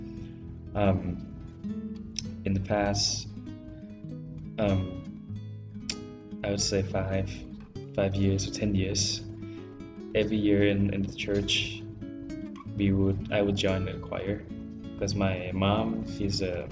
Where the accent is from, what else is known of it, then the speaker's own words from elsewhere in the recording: Bangkok, Thailand; moved away; I'm from Thailand, from Bangkok